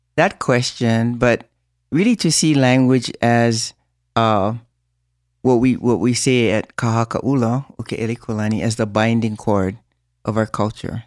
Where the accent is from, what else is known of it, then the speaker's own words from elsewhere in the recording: Hawaii, United States; our language and our, our own beliefs as a Hawaiian people